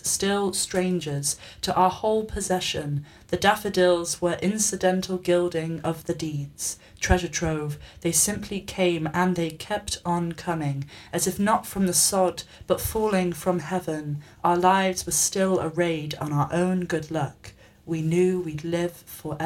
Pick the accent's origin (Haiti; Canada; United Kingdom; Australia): United Kingdom; England; moved away; I'm from England and I grew up in the countryside